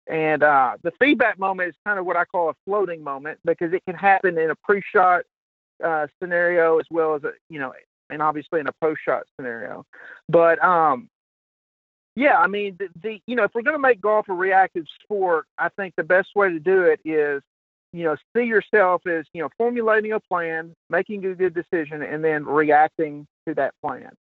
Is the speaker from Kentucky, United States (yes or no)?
yes; Kentucky, United States; I'm from Kentucky